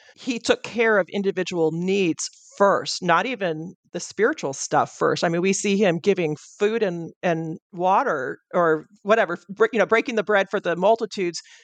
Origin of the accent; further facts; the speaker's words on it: Pacific Northwest, United States; you and I come from the Pacific Northwest